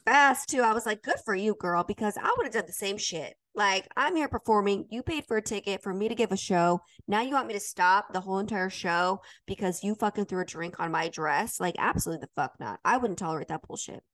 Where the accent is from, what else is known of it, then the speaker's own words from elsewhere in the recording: Utah, United States; I grew up in Utah